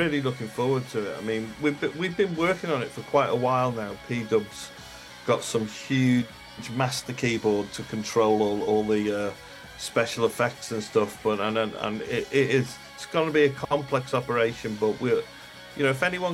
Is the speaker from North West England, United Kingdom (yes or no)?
yes; Liverpool, North West England, United Kingdom; I was born in Liverpool, so my home city